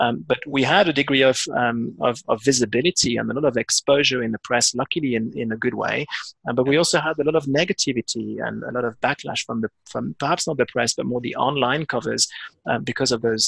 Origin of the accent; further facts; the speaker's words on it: France; moved away as an adult; also born or lived in London; now in South Africa; being obviously a Frenchman myself